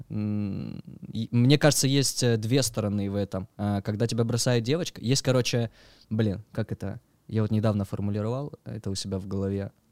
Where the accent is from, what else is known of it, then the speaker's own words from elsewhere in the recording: Pyatigorsk, Stavropol Krai, Russia; moved away as an adult; now in Sochi, Russia; Я с Пятигорска. Ты я с Кавказа, да. Родился там, э, Пятигорск, МВ. Вот, уехал оттуда в 19 лет.